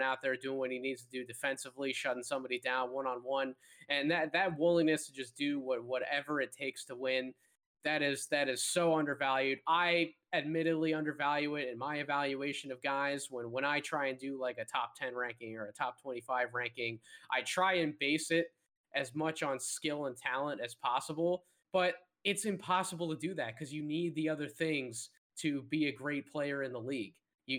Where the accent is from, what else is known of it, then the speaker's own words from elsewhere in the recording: Philadelphia, Pennsylvania, United States; Kevin and I we're from the Philadelphia area